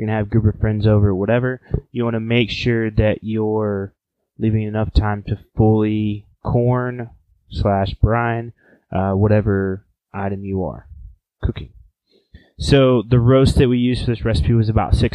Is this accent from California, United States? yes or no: no; Oklahoma, United States; moved away; I'm from Oklahoma originally